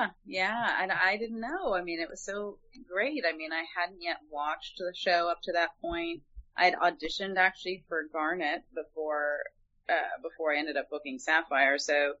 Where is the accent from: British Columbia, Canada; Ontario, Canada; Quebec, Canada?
Ontario, Canada; Toronto; accent: Canadian; because I'm from Toronto, Canada originally. So I definitely, when I was a kid, had like slight hints of a Canadian accent.